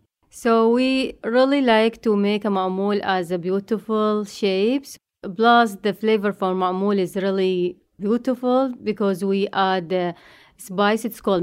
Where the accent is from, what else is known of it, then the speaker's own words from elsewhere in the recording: Iraq; moved away; I came from Iraq.